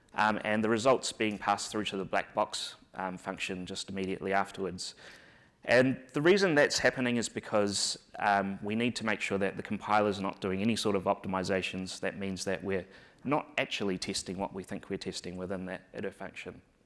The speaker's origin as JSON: {"language": "English", "country": "New Zealand", "accent": "New Zealand", "moved": "yes", "said": "my accent's hard to understand, so I thought I would start off by giving a little bit of a 101 on the New Zealand accent"}